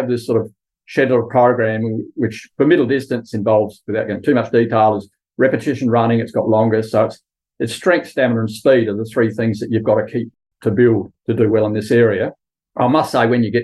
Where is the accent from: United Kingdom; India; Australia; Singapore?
Australia; Kimba, South Australia; also born or lived in Adelaide; now in Clare, Australia; I grew up at Kimber on Eyre Peninsula, a really nice rural town